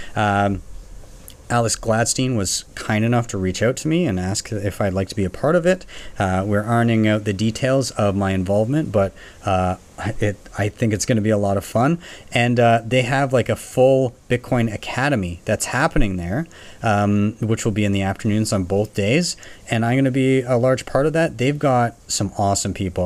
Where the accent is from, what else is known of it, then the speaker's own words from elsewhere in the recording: Canada; I'm from Canada